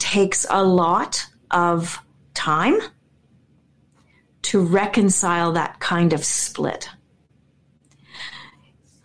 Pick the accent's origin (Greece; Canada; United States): Canada; Winnipeg, Manitoba; I'm this girl from Winnipeg